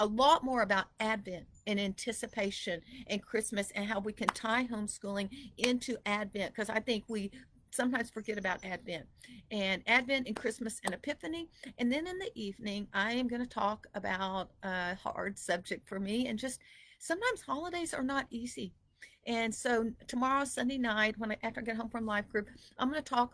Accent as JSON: {"language": "English", "region": "Texas", "country": "United States", "also_born_or_lived": "Idaho", "moved": "yes", "said": "here I was from Texas"}